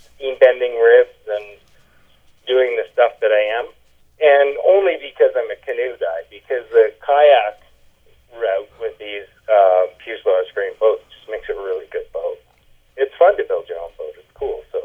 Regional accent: Thunder Bay, Ontario, Canada; I grew up in Thunder Bay

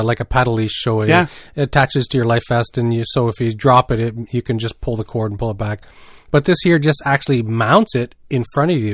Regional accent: Canada

